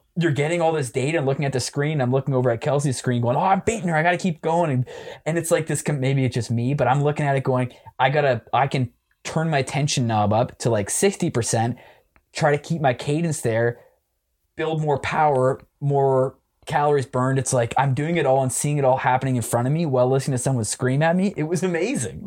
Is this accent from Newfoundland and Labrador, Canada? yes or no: no; Waterloo, Ontario, Canada; moved away as an adult; now in Toronto, Canada; I grew up in Waterloo my whole life.